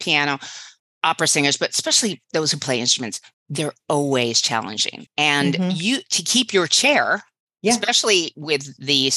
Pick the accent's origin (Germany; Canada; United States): United States; Michigan; I'm from Michigan